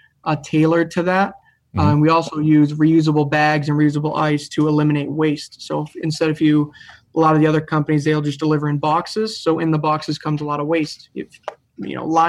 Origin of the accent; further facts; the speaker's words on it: Reading, Massachusetts, United States; We grew up in Reading, Mass. We all went to school in Reading High